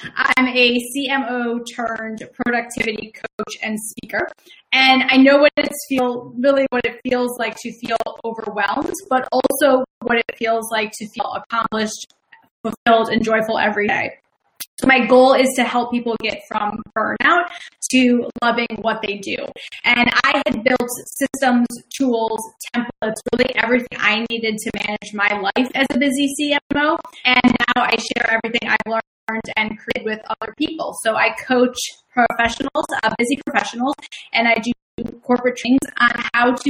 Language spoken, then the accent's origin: English; Chicago, Illinois, United States; accent: Midwestern; now in Philadelphia, United States; I'm originally from Chicago, so my Midwestern accent comes out when I get really excited